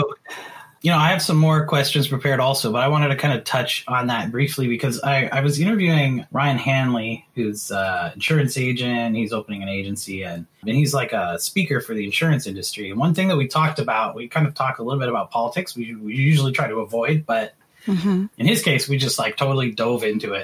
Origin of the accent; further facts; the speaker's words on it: Canada; moved away as an adult; now in United States; being an immigrant myself, right? I'm not a US citizen. I'm from Canada. I have a green card. I'm married a US citizen. I originally came in on a free trade agreement visa